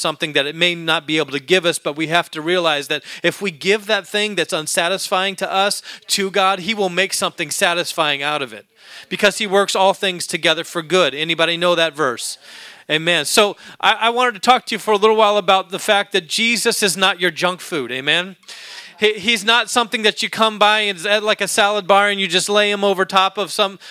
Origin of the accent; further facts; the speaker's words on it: Alaska, United States; moved away; When I was a young boy growing up in Alaska